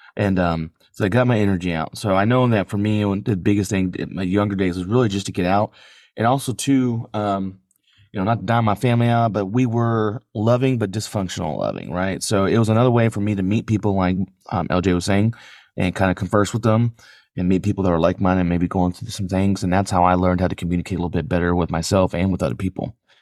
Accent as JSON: {"language": "English", "town": "San Antonio", "region": "Texas", "country": "United States", "tie": "born or raised there", "said": "I grew up in San Antonio."}